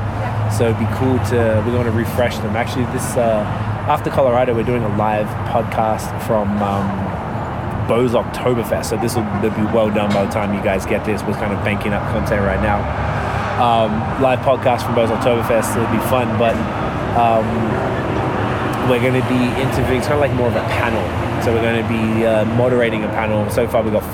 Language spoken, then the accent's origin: English; Victoria, Australia; I am from Victoria.